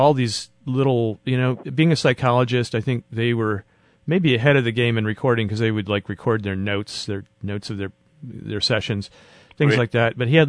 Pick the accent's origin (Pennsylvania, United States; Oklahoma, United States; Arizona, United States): Arizona, United States; Well, we moved around a lot, but this was in Arizona.